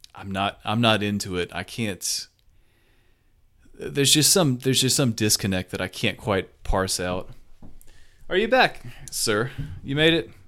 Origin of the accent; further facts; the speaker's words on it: the South, United States; accent: southern; my southern accent